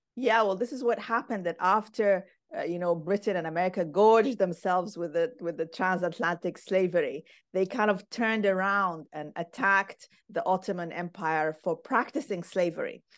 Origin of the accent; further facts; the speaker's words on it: Khartoum, Sudan; now in Aberdeen, United Kingdom; I grew up in Khartoum, Sudan